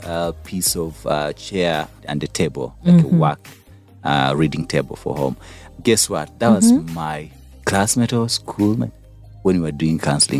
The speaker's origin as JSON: {"language": "English", "town": "Kanungu", "region": "Western Region", "country": "Uganda", "tie": "born or raised there", "said": "I was born in Kanungu."}